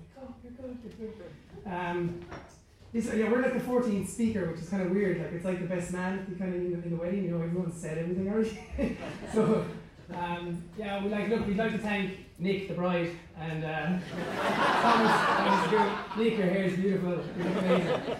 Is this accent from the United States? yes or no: no; Ireland; I grew up in Coast Clare.